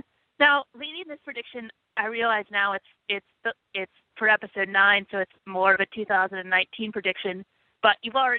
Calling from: New York City, New York, United States; calling from New York City.

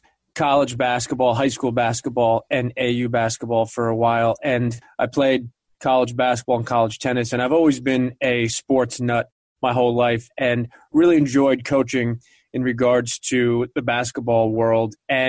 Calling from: Greenwich, Connecticut, United States; I'm calling from Greenwich, Connecticut.

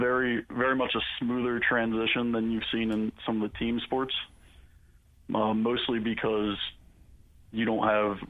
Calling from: Scranton, Pennsylvania, United States; Yeah, I'm in Scranton, PA.

